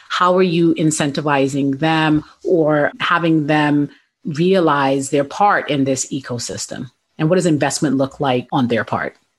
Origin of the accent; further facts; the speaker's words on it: New York City, New York, United States; I grew up in the South Bronx